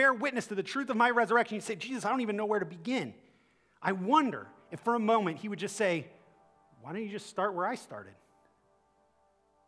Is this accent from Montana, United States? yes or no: no; Akron, Ohio, United States; I'm from Akron